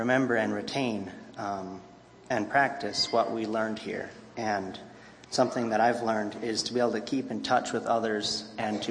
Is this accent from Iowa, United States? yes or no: yes; Griswold, Iowa, United States; I'm from Griswold, Iowa, about 3 hours west of here